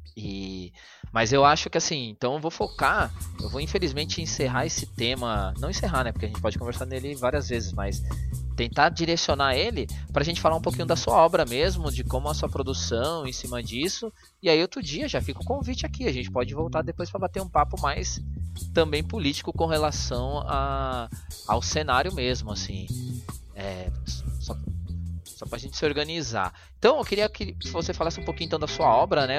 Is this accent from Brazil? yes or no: yes; São Paulo, Brazil; eu que sou da zona sul de São Paulo